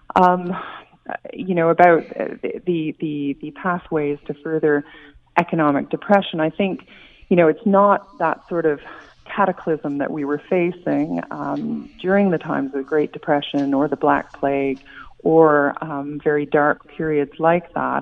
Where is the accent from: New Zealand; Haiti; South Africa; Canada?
Canada